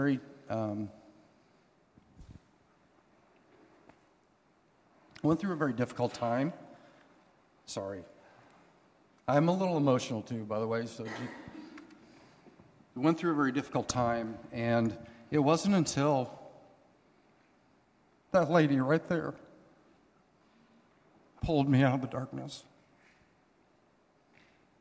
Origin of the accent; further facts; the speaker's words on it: Hanna City, Illinois, United States; now in Canton, United States; We live here in Canton, but I was born and raised in Hannah City